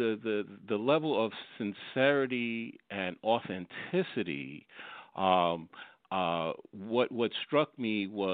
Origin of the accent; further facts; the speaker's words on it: New York, United States; also born or lived in Fort Lauderdale, Florida; at that time we were living in South Florida, in the Fort Lauderdale area, and so, we're from New York, so we came up to New York